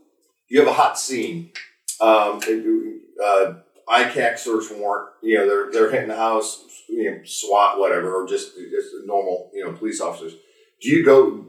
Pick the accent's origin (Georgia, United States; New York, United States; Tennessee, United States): New York, United States; Niagara Falls; I was born and raised in Niagara Falls, New York.